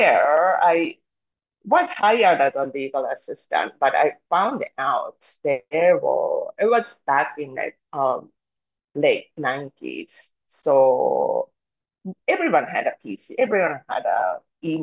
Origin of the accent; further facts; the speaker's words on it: Japan; Growing up, I was born and raised in Japan